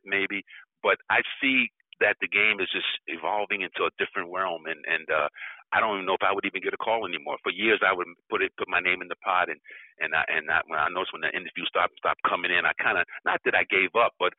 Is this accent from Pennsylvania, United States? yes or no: no; New York, United States; I grew up in New York